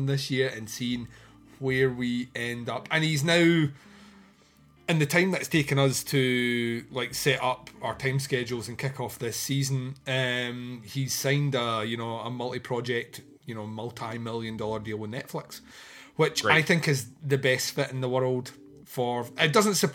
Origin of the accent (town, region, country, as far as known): Scotland, United Kingdom